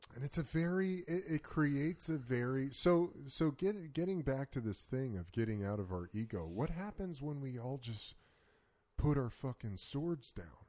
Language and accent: English; United States; As an American